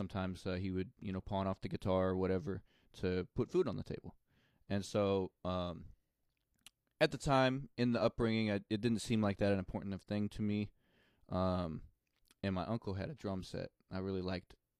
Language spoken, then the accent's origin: English; Bowling Green, Missouri, United States; accent: country; grew up in the country in a little town called Bowling Green, Missouri.